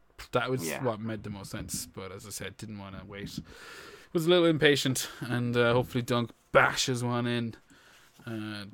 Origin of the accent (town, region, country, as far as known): Ireland